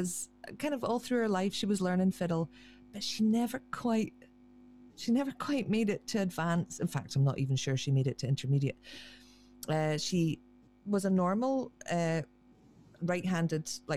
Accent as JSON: {"language": "English", "area": "Black Isle, Highlands", "region": "Scotland", "country": "United Kingdom", "tie": "born or raised there", "moved": "yes", "said": "the place where I grew up on the Black Isle in the Highlands"}